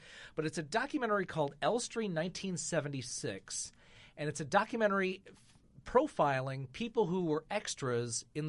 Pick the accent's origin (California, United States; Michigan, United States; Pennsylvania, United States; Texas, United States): Michigan, United States; now in Indianapolis, United States; I'm from Michigan, of course.